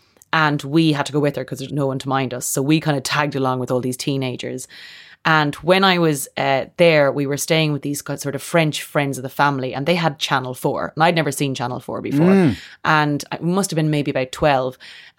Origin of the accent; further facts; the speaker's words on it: Leinster, Ireland; Kildare, which is about an hour outside of Dublin. It's a horsey area of Ireland.